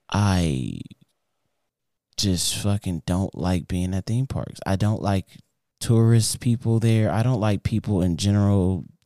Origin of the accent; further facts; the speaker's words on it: North Carolina, United States; I'm from North Carolina, you know what I'm saying?